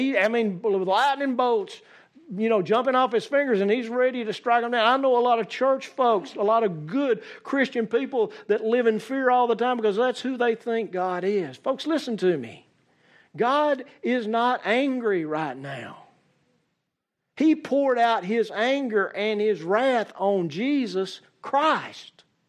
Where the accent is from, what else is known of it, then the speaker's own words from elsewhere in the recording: Central Alabama, United States; accent: southern; as a Central Alabama boy